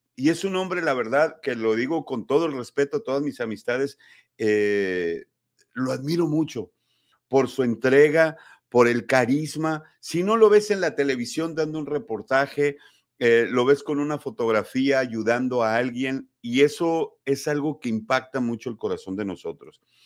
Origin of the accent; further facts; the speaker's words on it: Sonora, Mexico; y lo dije como sonorense